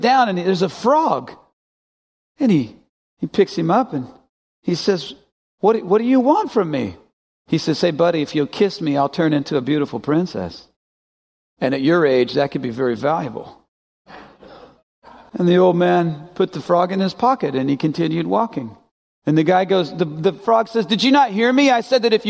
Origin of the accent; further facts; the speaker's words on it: Arkansas, United States; I grew up in Arkansas